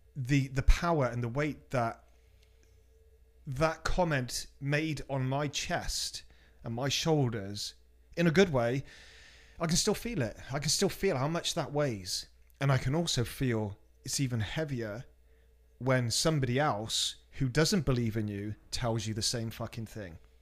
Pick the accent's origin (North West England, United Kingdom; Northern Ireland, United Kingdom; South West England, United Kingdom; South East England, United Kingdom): South West England, United Kingdom; Cheltenham; moved away; from my hometown, Cheltenham